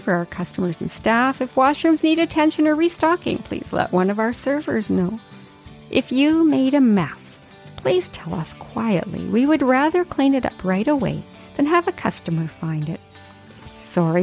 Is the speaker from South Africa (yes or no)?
no; Yukon, Canada; growing up in the Yukon